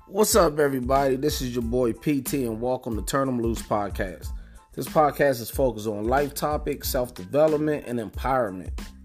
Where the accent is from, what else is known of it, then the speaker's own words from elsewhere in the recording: Prince George's County, Maryland, United States; also born or lived in Pittsburgh, Pennsylvania; I'm originally from Pittsburgh, Pennsylvania. Uh, I moved to Prince George's County, Maryland when I was about nine years old. Uh, I grew up in a place called Spring Hill Lake Apartments